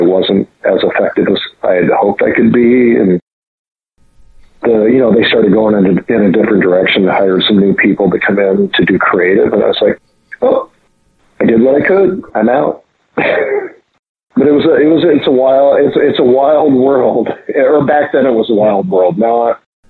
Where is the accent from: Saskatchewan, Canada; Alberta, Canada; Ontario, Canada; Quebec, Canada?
Quebec, Canada; near Montreal; moved away; also born or lived in Minnesota; I grew up near Montreal